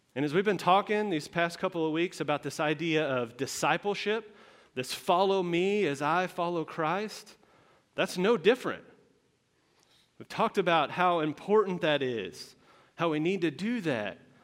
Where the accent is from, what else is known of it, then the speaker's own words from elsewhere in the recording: Texas, United States; moved away; I am from Texas. i uh, born and raised, a whole, whole life there.